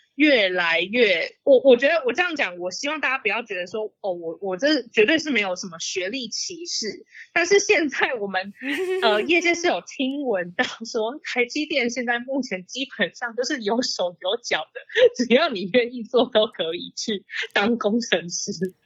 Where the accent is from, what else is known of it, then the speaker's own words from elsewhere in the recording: Taiwan; 我是台湾人嘛